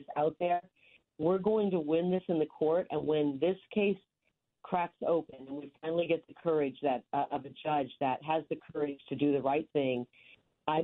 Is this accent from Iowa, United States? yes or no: yes; rural Iowa, United States; moved away; growing up in the Midwest in rural Iowa, the youngest of nine